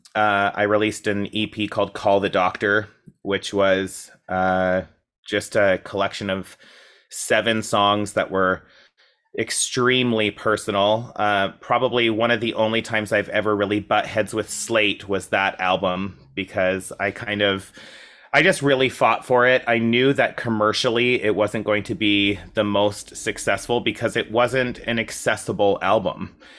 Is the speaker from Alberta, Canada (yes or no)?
yes; Coaldale, Alberta, Canada; moved away as an adult; now in Toronto, Canada; a town called Coaldale